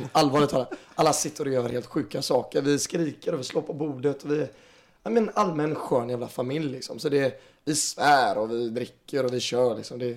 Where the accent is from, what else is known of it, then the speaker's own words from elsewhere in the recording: Stockholm, Stockholm County, Sweden; born there; förlåt att vi är födda i Stockholm, att vi bor i storstaden och huvudstaden.